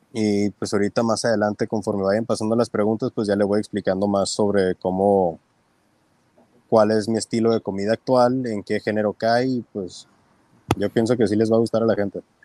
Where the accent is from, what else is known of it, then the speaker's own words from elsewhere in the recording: Tijuana, Baja California, Mexico; also born or lived in United States; Soy nacido en Estados Unidos, pero me crié aquí en Tijuana